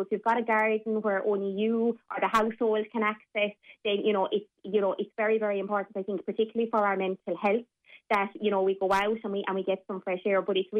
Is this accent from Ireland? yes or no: yes; Ireland; I know as Irish people, we tend to be very proud and we tend to, you know, try to be very independent.